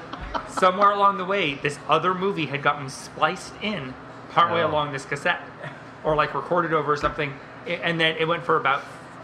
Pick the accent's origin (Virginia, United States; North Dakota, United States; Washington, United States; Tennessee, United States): Washington, United States; Mountlake Terrace; also born or lived in Granite Falls, Washington; I was still in Mount Lake Terrace.